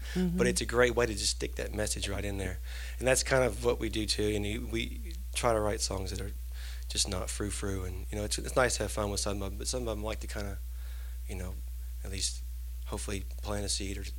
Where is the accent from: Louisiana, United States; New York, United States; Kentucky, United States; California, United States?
Kentucky, United States; Eastern; I grew up in Eastern Kentucky on, like, you know, bluegrass and country and stuff, and, you know, got out and traveled around and found myself back in good old Kentucky.